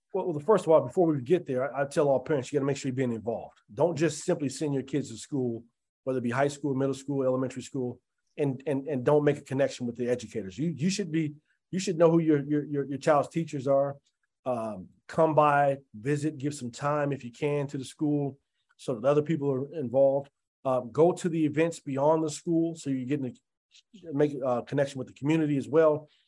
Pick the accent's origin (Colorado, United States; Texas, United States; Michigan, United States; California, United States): Colorado, United States; Denver; as a kid, when I was growing up in Five Points